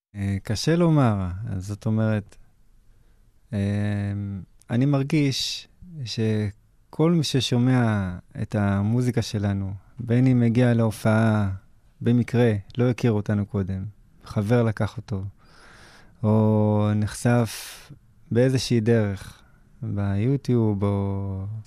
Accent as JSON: {"language": "Hebrew", "country": "Israel", "tie": "born or raised there", "said": "ככה גדלנו בארץ"}